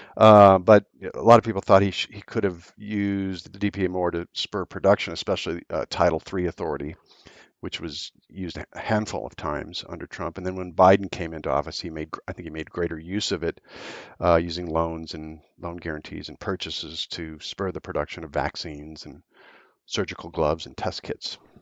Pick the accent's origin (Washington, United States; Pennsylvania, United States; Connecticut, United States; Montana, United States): Montana, United States; Billings; when I was a kid growing up in Billings, Montana